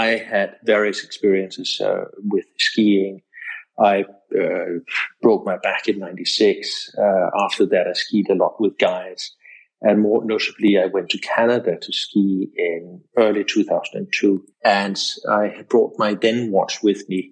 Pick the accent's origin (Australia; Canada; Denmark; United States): Denmark; moved away as an adult; also born or lived in England; now in Portugal; I grew up in Denmark